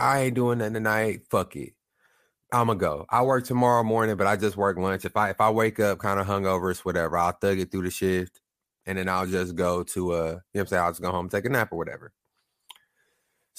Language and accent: English; Lawton, Oklahoma, United States; now I'm from Oklahoma. I'm from Lawton, small town.